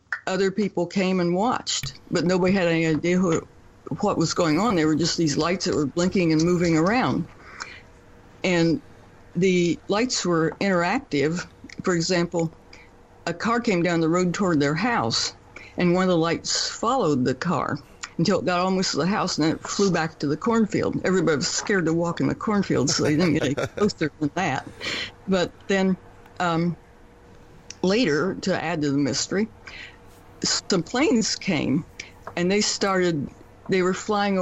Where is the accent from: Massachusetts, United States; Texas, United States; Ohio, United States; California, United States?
Ohio, United States; Columbus; I'm from near Columbus